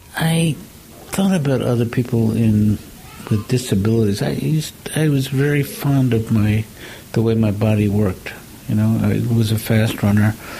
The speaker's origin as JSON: {"language": "English", "region": "New York", "country": "United States", "said": "I'm a New Yorker"}